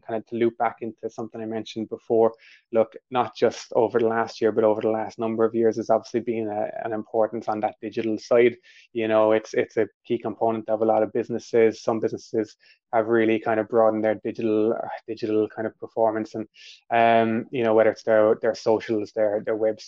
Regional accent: Ireland; accent: Irish; My Irish accent and slangs are coming through here

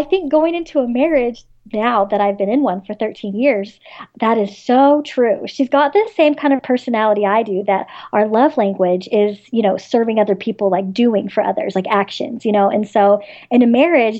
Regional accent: the South, United States; So, of course, being a Southerner, I love Southern lit

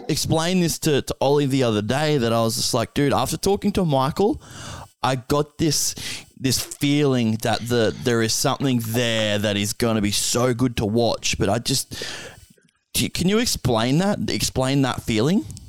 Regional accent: Australia; also born or lived in near Brisbane, Queensland; I'm an Aussie

